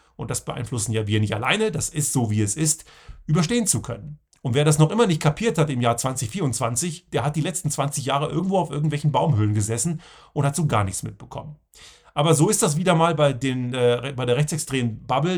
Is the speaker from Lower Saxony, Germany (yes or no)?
yes; southern Lower Saxony, Germany; Ich bin ja in Deutschland zur Schule gegangen, in Südniedersachsen